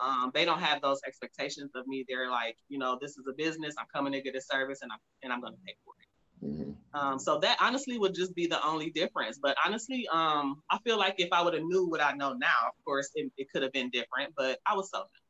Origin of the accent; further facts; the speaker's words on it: Cleveland, Ohio, United States; now in Phoenix, United States; I'm actually from Cleveland, Ohio